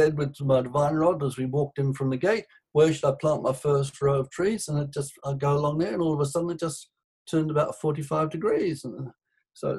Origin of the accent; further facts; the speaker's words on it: Sydney, New South Wales, Australia; also born or lived in England; I was born in Sydney